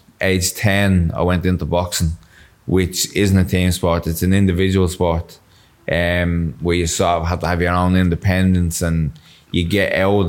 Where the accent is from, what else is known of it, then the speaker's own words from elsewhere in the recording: Dublin, Leinster, Ireland; I'm from North Strand, as you said, Dublin. I wear the Dublin flag and the Dublin colours no matter where I go.